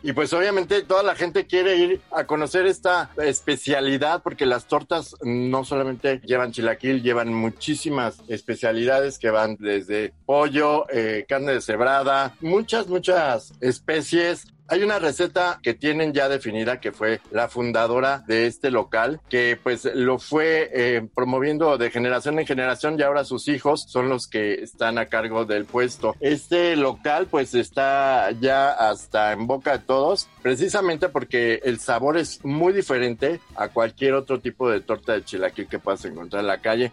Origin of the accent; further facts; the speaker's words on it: Mexico City, Mexico; como buenos chilangos